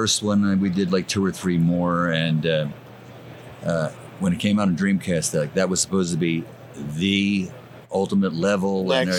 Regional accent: Roslyn, Pennsylvania, United States; also born or lived in South Philadelphia; I actually lived in South Philly for a year and a half. But grew up in Montgomery County, Roslyn, Pennsylvania.

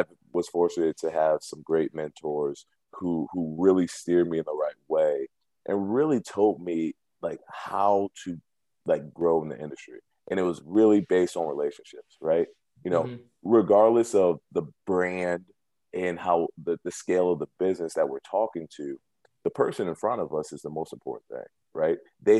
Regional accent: Cleveland, Ohio, United States; also born or lived in Akron, Ohio / Cuyahoga Falls, Ohio; I grew up in Cleveland in Shaker Heights, went to high school out in Akron and Cuyahoga Falls.

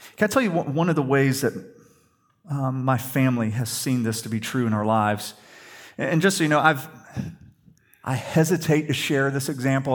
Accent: the South, United States; we grew up in the South, we're Christians

